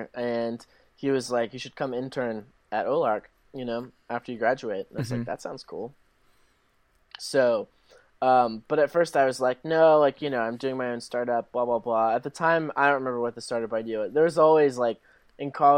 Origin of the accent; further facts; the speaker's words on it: Arkansas, United States; moved away as an adult; also born or lived in Michigan / California; I grew up in Arkansas